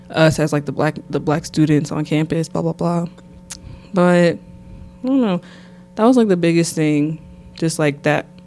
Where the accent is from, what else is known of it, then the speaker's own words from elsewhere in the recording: Nashville, Tennessee, United States; also born or lived in Columbus, Mississippi; But I'm from Nashville, Tennessee. Um, let's see. I wasn't born there, but I was basically raised there. So I always am from Nashville. I was actually born in a small town called Columbus, Mississippi.